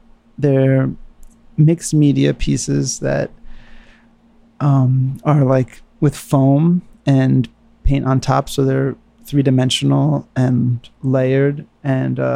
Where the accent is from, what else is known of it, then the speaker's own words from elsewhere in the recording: New York, United States; moved away as an adult; also born or lived in San Francisco; I was from New York.